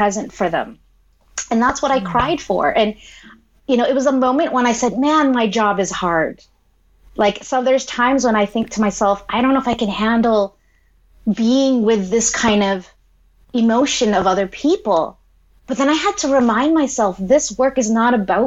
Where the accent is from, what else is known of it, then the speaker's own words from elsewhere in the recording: Philippines; I'm Filipino